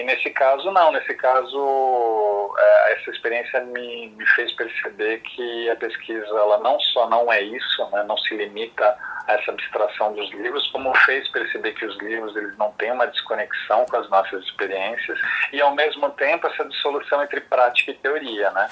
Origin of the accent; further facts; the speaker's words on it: Brazil; also born or lived in Italy; Eu sou, eu sou brasileiro, mas filho de um imigrante italiano